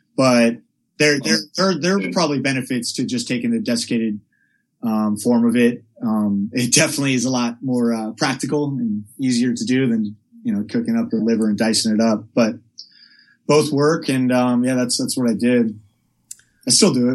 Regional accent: Palo Alto, California, United States; I grew up in Northern California in a town called Palo Alto

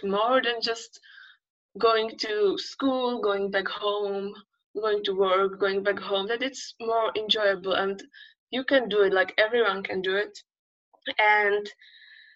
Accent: Czechia; moved away as an adult; now in Barcelona, Spain; I'm from the Czech Republic, and that's the place where I spent my all childhood, my all teenage years. And I was brought up there, I grew up there

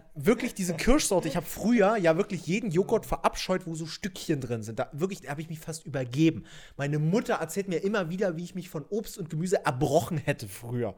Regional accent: Doberschau, Saxony, Germany; bei mir in Doberschau, wo ich aufgewachsen bin

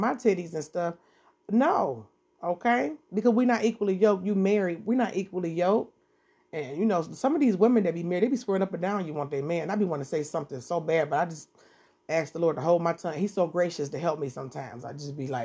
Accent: Detroit, Michigan, United States; I'm from Detroit, 7 Mile, Eastside

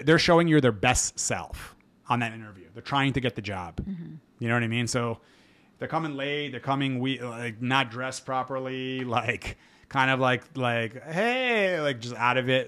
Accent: United States; as an American

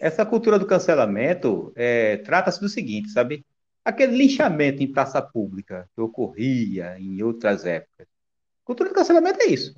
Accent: Pernambuco, Brazil; eu como pernambucano

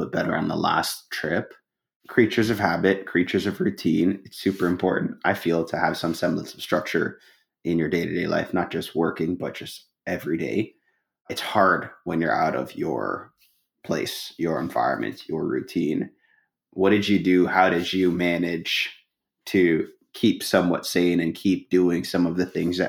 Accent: Canada; as a Canadian

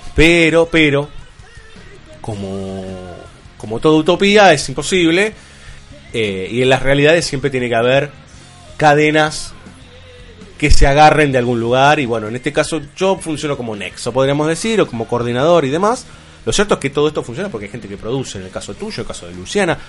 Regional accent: Buenos Aires, Argentina; yo soy de Mataderos.

